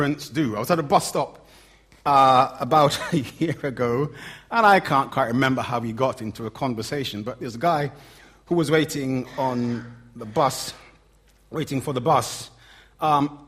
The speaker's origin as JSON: {"language": "English", "region": "London", "country": "United Kingdom", "accent": "Cockney", "said": "my Cockney accent"}